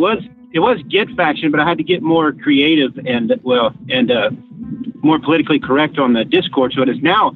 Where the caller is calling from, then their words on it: San Antonio, Texas, United States; San Antonio, Texas.